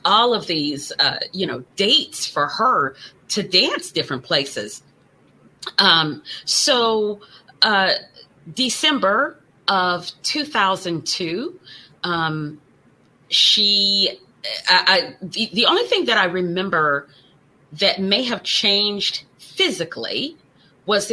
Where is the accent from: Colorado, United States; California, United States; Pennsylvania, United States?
Colorado, United States; Colorado Springs; moved away as an adult; also born or lived in Azores, Portugal / Germany; my hometown of Colorado Springs